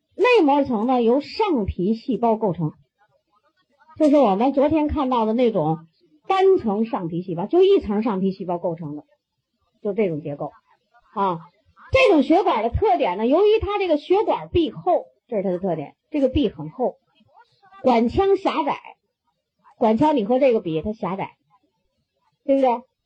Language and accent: Chinese; China; 我们中国人